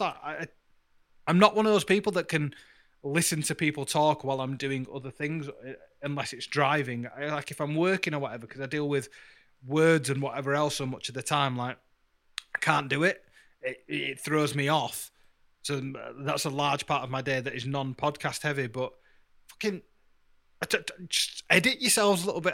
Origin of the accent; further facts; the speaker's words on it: Yorkshire and the Humber, United Kingdom; I'm from Yorkshire and I'm brown